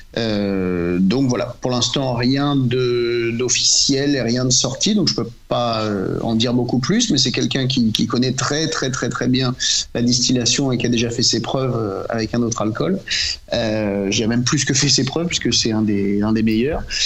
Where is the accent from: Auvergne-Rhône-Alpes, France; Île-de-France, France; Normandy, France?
Normandy, France; en tant que Normand